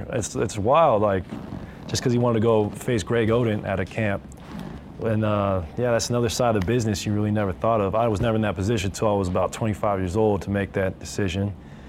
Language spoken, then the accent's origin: English; West Coast, United States; I was obsessed with the Pac-10 growing up on the West Coast.